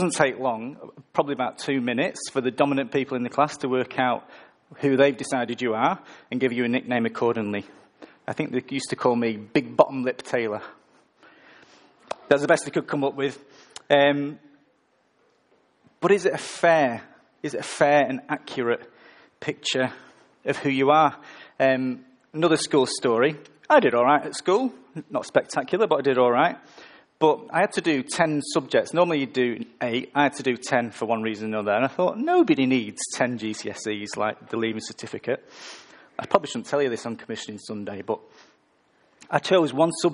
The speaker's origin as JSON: {"language": "English", "region": "the north of England", "country": "United Kingdom", "moved": "yes", "said": "I'm from the north of England"}